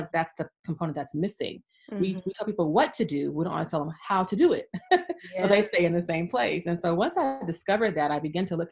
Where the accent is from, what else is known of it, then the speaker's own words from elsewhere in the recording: California, United States; moved away as an adult; now in Atlanta, United States; I grew up in sunny California. I was there for 40 years, 40. And now I'm in Atlanta, Georgia